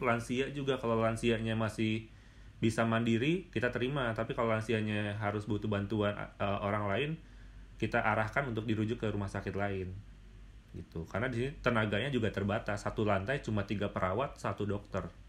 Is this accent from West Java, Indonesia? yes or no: yes; Bandung, West Java, Indonesia; also born or lived in Maumere; gue asal dari Bandung